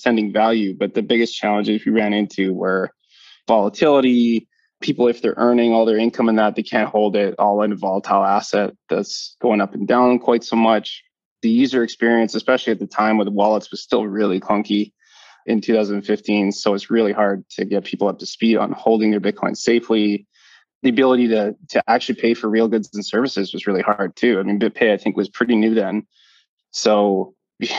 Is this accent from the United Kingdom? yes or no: no; Calgary, Alberta, Canada; moved away as an adult; now in Bermuda; born and raised in Calgary, Canada